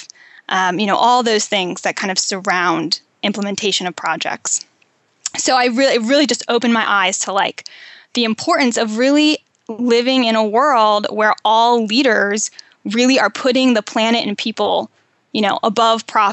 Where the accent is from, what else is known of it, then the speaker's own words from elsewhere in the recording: Western Maryland, United States; also born or lived in Pittsburgh, Pennsylvania / Namibia; now in San Diego, United States; I grew up in Western Maryland, and I was raised pretty middle class